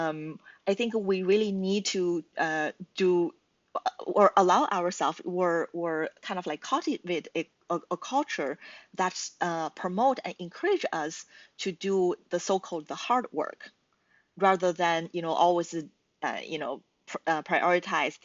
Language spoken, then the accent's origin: English; China; first language Chinese; English is a second language; moved away as an adult; also born or lived in United States (Midwest); now in Toronto, Canada; I'm originally from China, and I got my degree in the States, and I moved to Toronto, Canada